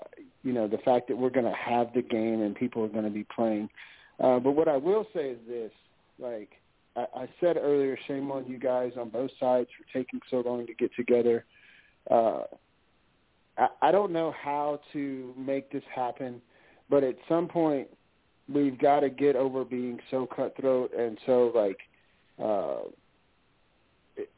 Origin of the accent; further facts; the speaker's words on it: the South, United States; growing up in the South